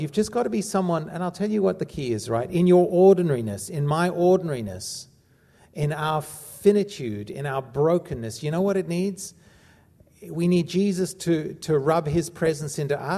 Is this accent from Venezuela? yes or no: no; South Africa; growing up in South Africa